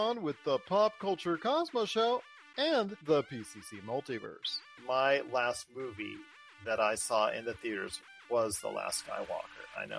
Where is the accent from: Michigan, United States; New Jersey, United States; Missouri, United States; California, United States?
California, United States; Los Angeles; is from the LA area like I am and from the Southern California area.